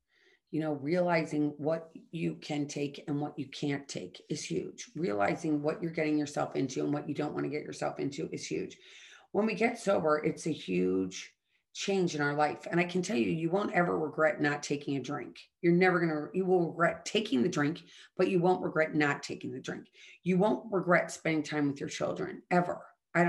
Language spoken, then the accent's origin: English; St. Louis, Missouri, United States; I grew up in St. Louis, Missouri